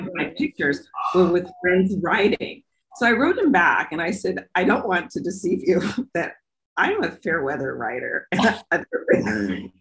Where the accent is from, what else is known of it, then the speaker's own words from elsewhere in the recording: Portland, Oregon, United States; I grew up here in the Northwest in Portland, Oregon